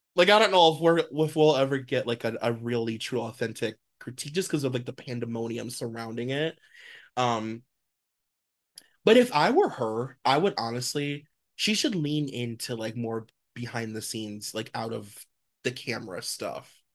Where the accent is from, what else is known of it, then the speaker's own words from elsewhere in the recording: United States; as an American